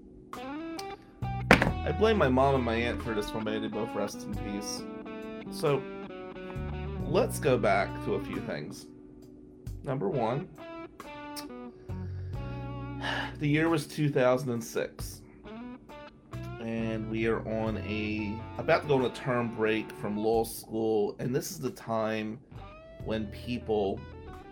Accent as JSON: {"language": "English", "region": "New Jersey", "country": "United States", "moved": "yes", "lives_now": "Michigan, United States", "said": "I was from New Jersey"}